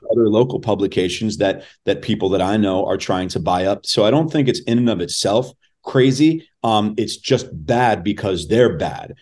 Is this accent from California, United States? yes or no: yes; Los Angeles, California, United States; I was born and raised in Los Angeles.